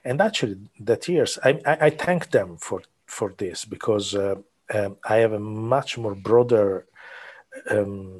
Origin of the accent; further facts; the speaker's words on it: Milan, Lombardy, Italy; English is a second language; moved away as an adult; I was born and raised in Milan